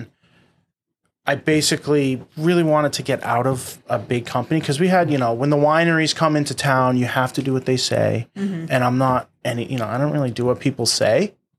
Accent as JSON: {"language": "English", "town": "Boston", "region": "Massachusetts", "country": "United States", "tie": "born or raised there", "said": "born and raised in Boston"}